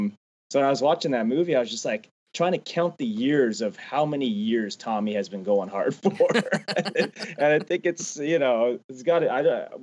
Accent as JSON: {"language": "English", "country": "Canada", "said": "And a lot of people think that's crazy because I'm from Canada, but my parents never got me into hockey."}